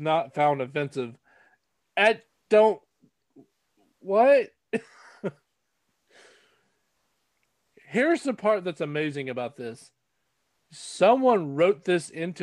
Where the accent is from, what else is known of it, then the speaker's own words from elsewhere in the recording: North Carolina, United States; growing up in North Carolina